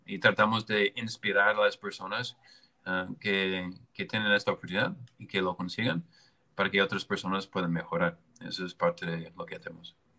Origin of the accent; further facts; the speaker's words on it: United States; moved away; Yo, yo soy americano